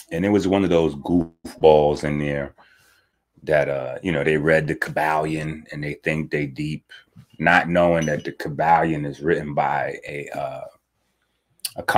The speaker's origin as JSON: {"language": "English", "country": "Haiti", "said": "being a Haitian is something that I hold dear"}